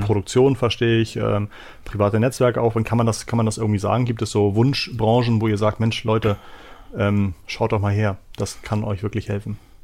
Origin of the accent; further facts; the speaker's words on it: Hamburg, Germany; bei uns in Hamburg